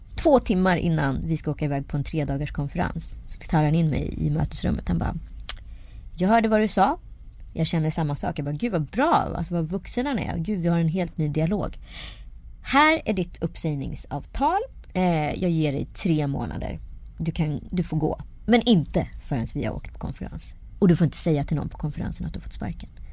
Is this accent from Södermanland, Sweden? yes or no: no; Strömstad, Västra Götaland, Sweden; så var det ju i Strömstad där jag växte upp